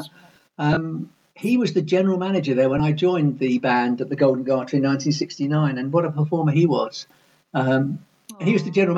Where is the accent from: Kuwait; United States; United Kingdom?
United Kingdom; London; also born or lived in Evesham, Worcestershire / Manchester; now in Stoke Poges, United Kingdom; We moved from Evesham to London, and I lived in Harlesden, which is sort of northwest London. And yeah, I've been around London ever since, apart from 5 years in Manchester.